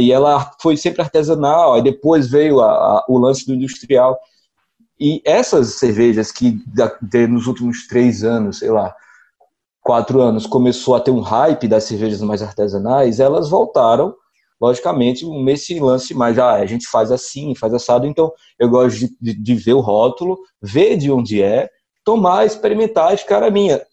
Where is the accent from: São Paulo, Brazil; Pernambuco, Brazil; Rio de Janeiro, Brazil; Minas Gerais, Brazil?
Pernambuco, Brazil; Recife; also born or lived in Crato, Ceará; now in Juazeiro do Norte, Brazil; eu sou de Recife, mas moro aqui em Juazeiro, que é na região do Cariri